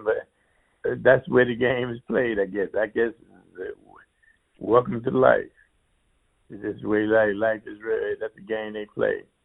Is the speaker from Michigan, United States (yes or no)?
yes; Flint, Michigan, United States; Flint, my hometown